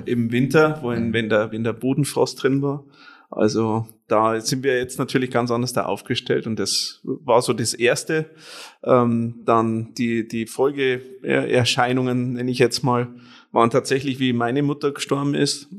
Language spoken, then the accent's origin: German; Penting, Bavaria, Germany; gebürtig komme ich aus äh, Penting